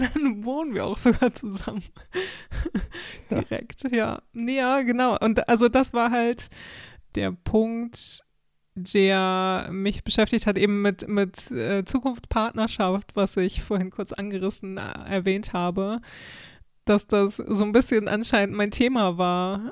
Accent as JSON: {"language": "German", "country": "Germany", "also_born_or_lived": "Sweden", "moved": "as an adult", "said": "Ausländerin aus Deutschland."}